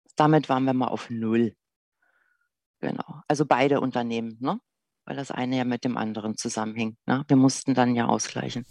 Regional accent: Berlin, Germany; Geboren bin ich in Berlin, im Bereich in einem Bezirk, der im Süden von Berlin genannt Gropiusstadt heißt

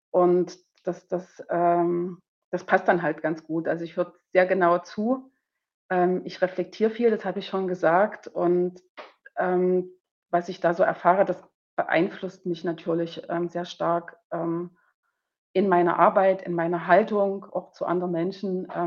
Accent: East Germany, Germany; zumindest hier in Bayern oder in Westdeutschland, ich bin ja aus dem Osten, da war das alles ein bisschen

